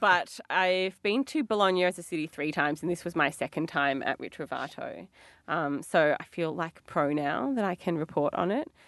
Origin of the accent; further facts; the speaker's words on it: Melbourne, Victoria, Australia; we're from Melbourne.